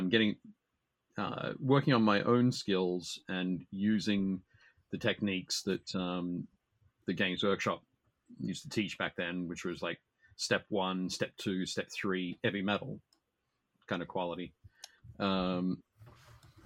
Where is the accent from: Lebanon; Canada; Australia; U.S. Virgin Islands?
Australia; Newcastle, New South Wales; in my hometown, Newcastle in Australia, I started playing, started painting